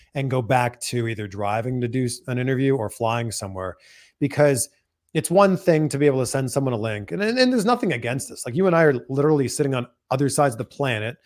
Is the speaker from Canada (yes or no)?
yes; Canada; accent: Canadian English; now in United States; I live in America, but I'm Canadian. All I can speak is Canadian